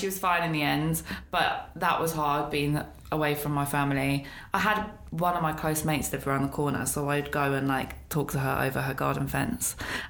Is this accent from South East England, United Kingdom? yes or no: no; Newcastle upon Tyne, North East England, United Kingdom; also born or lived in Peckham, London; Peckham, born and raised. Okay. Southeast London, represent. Yeah. But I moved to Newcastle when I was 9.